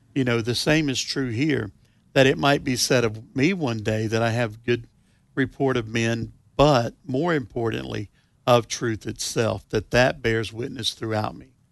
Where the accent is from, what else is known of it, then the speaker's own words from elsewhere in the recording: the South, United States; I am from the South.